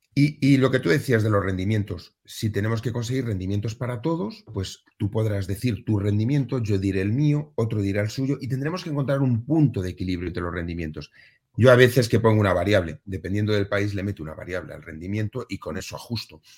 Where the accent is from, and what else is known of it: Spain